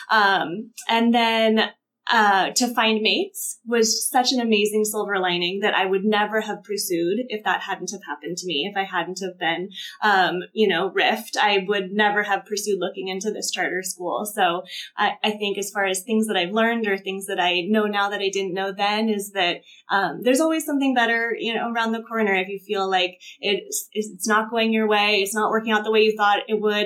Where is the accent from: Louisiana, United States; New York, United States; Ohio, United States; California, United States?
California, United States; Ventura County; moved away as an adult; also born or lived in Southern Orange County; we moved back to Ventura County, which is where we're both from